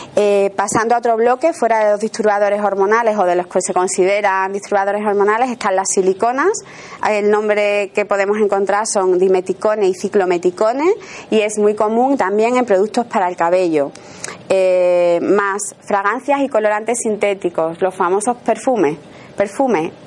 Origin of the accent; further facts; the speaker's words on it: Seville, Andalusia, Spain; accent: Sevillian; yo soy sevillana y entonces a lo mejor hay alguna palabra que pronuncio que me puede corregir ella porque, bueno, es una característica de, nuestra, de nuestro acento